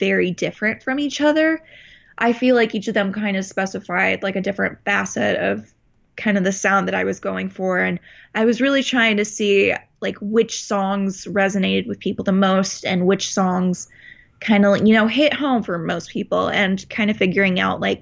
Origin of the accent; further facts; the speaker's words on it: Parkland, Florida, United States; also born or lived in Texas, United States; now in Los Angeles, United States; we moved to Florida. And now I'm in California